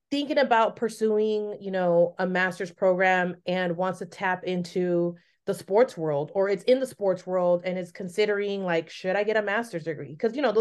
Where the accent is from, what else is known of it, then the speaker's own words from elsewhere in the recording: San Francisco, California, United States; also born or lived in Los Altos; I grew up in San Francisco.